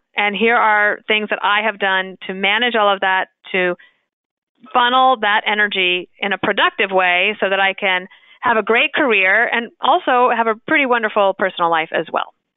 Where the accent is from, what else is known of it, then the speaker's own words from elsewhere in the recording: United States; moved away as an adult; also born or lived in Wyoming / Colorado / Illinois; I grew up in Wyoming and Colorado